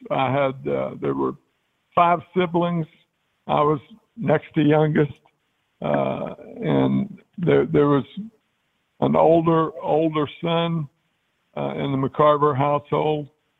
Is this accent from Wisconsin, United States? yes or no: no; Memphis, Tennessee, United States; That's my hometown is Memphis, and I went to Memphis and did some … rollback music.